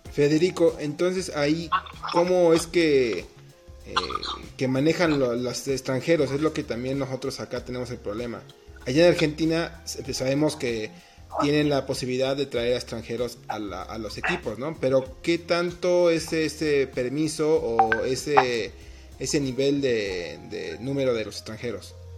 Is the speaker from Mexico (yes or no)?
yes; Mexico